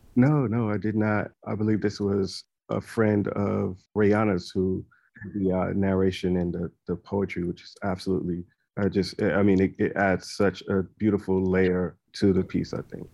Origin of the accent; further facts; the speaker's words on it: South Carolina, United States; church choirs that I grew up in South Carolina